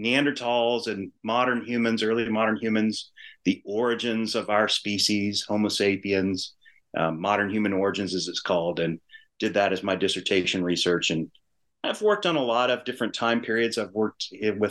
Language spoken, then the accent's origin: English; Louisiana, United States; also born or lived in New Mexico; I grew up in Louisiana